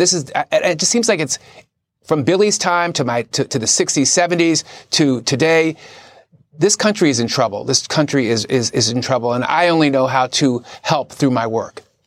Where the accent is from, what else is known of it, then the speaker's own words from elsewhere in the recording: Philadelphia, Pennsylvania, United States; my dad was a cop. And the only time I saw him cry, uh, we're from Philadelphia